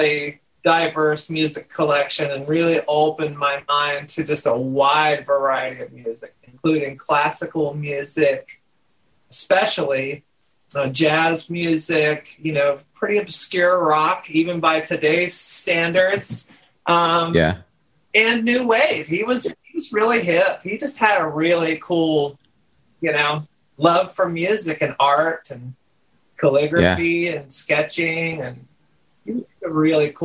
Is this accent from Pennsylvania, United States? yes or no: no; West Virginia, United States; moved away as an adult; also born or lived in Akron, Ohio; And then my parents, shortly from there, moved back to West Virginia, where they're from. And so I grew up in West Virginia